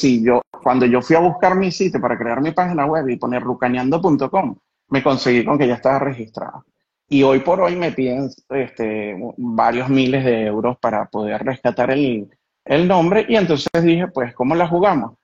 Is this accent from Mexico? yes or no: no; Caracas, Capital District, Venezuela; moved away as an adult; now in Italy; fui a mis raíces como caraqueño, nacido en la, en la Parroquia Katia y crecido toda mi historia de vida hasta los 38 años en el Marqués